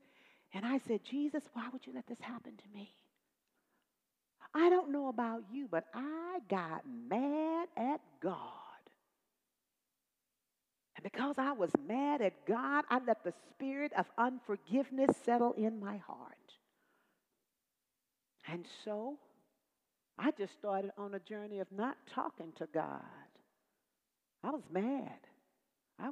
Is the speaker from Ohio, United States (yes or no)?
no; Dallas, Texas, United States; I'm from Dallas, Texas. I'm a Southern girl